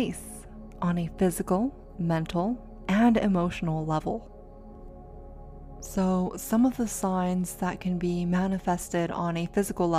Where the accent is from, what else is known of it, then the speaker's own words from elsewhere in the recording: San Diego, California, United States; moved away; I got to go back to San Diego, my hometown.